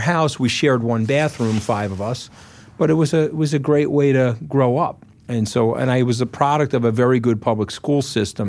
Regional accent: Port Washington, New York, United States; came from my hometown

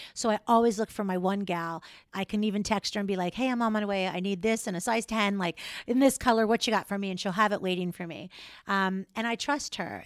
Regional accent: Florida, United States; also born or lived in New York; now in Minnesota, United States; Actually born and raised in Florida

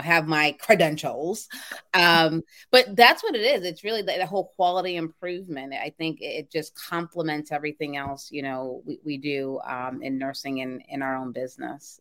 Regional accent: Boston, Massachusetts, United States; I'm from Boston, Mass.

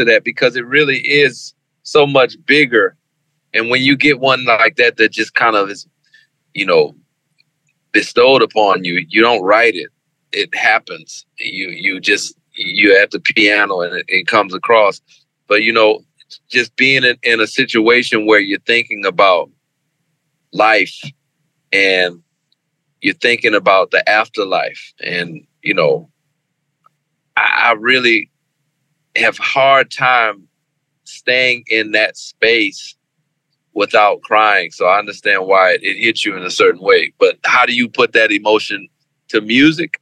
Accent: New Orleans, Louisiana, United States; the festival in my hometown, the New Orleans Jazz and Heritage Festival

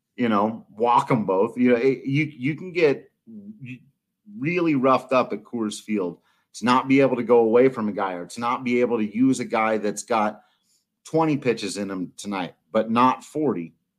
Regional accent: Palisade, Colorado, United States; my hometown Palisade

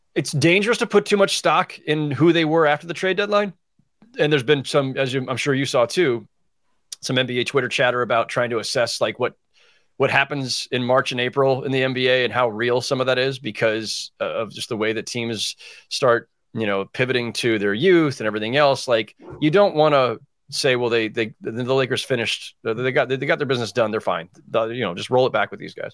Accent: San Jose, California, United States; I grew up in, in South San Jose, right? So I grew up in Silicon Valley.

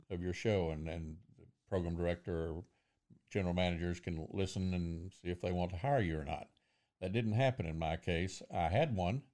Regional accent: a small town outside of Lubbock, Texas, United States; also born or lived in Junction City, Kansas / Waco, Texas; I was born in Kansas, Junction City, Kansas, but then, uh, adopted and, uh, brought to a small town outside of Lubbock

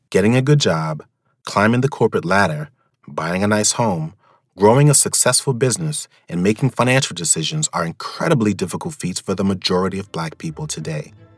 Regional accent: New York, United States; being a New Yorker

